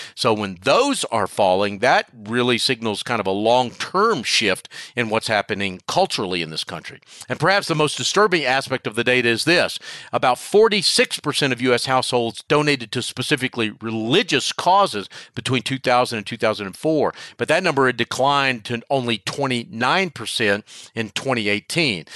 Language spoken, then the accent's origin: English; Charlotte, North Carolina, United States; my hometown of Charlotte, North North Carolina